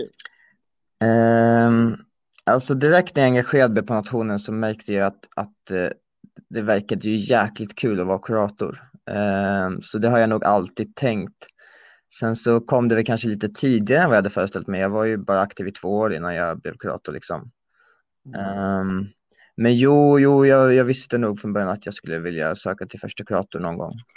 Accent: Gotland, Sweden; moved away as an adult; also born or lived in Örebro; now in Uppsala, Sweden; jag föddes i Örebro, bodde där tills jag var nio. Sen flyttade jag till Gotland där jag bodde ehm, fram till eh, vårterminen 19 då jag flyttade till Uppsala

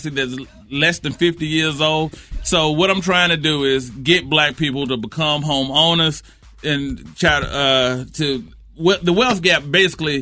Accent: Charlotte, North Carolina, United States; I'm from Wilmo. Mm-hmm. Southwest Charlotte. Right there. West Boulevard

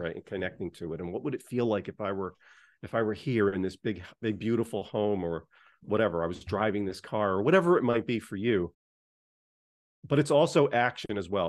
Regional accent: United States; I grew up just outside of New York City

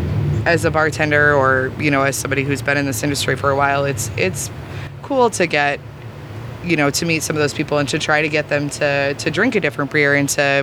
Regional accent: Naperville, Illinois, United States; I'm actually from Naperville, so I've only worked in like DuPage and King County

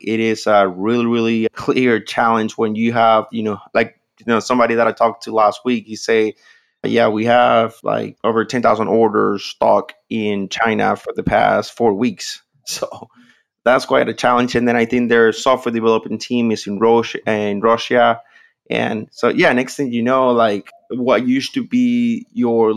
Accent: Venezuela; moved away; I'm originally from Venezuela. I speak the language

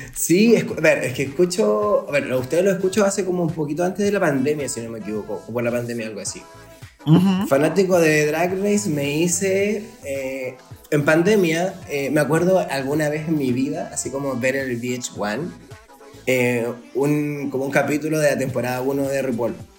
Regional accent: Vallenar, Atacama, Chile; also born or lived in Santiago, Chile / La Serena, Chile; now in Talca, Chile; Vengo de Vallenar, una ciudad que está antes de Serena

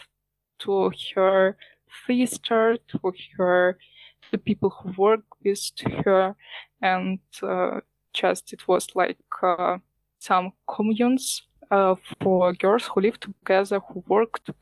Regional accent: Ukraine; I'm from Ukraine.

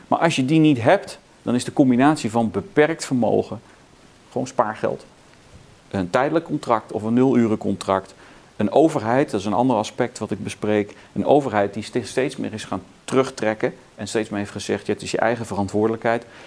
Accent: southern Netherlands, Netherlands; also born or lived in South Carolina, United States; wij woonden eh, toen ik kind was in het zuiden van het land

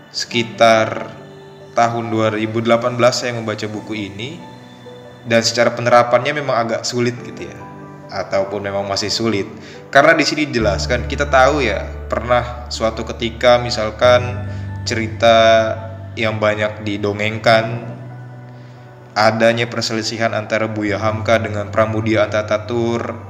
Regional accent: Anyer, Banten, Indonesia; asal dari Banten. Alamat tepatnya di Kampung Tegal, Desa Cikoneng, Kecamatan Anyer, kalau teman-teman tahu Anyer terkenal dengan pantainya

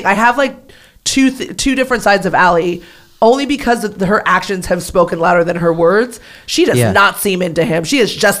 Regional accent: Manhattan Beach, California, United States; also born or lived in Santa Monica; I grew up in the South Bay, which is Manhattan Beach, Hermosa, Redondo. But I mainly grew up in Manhattan Beach.

